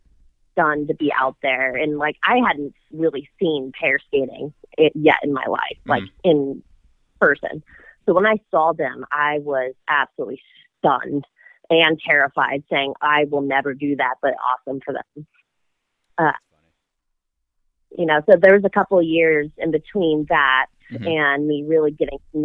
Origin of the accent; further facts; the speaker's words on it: Dallas, Texas, United States; we're both from Dallas.